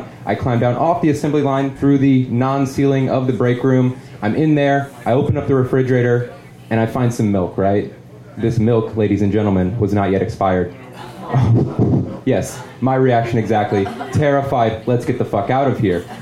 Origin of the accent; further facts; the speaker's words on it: St. Louis, Missouri, United States; in my hometown of St. Louis, we had a manufacturing plant for Chrysler automobiles.